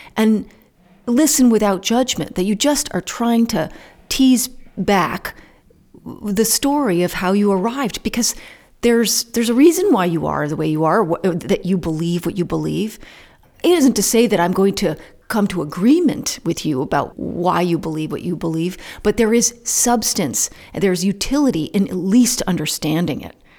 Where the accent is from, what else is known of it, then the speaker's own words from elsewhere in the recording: Calais, Vermont, United States; This town, where I live in Callis, is very different from Marshfield, which is the town next door. It's very different. I'm from Callis, I'm not from Marshfield.